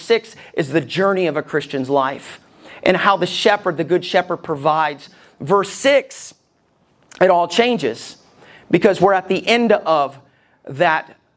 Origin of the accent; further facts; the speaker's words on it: Alabama, United States; I grew up in Alabama